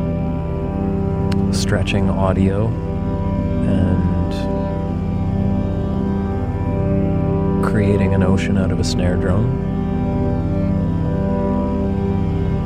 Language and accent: English; Peterborough, Ontario, Canada; I am a musician from Peterborough, Ontario, also known as Nongajiwanong